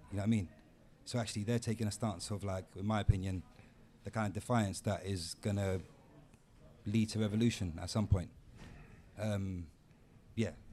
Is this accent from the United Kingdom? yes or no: yes; London, United Kingdom; I grew up in Tottenham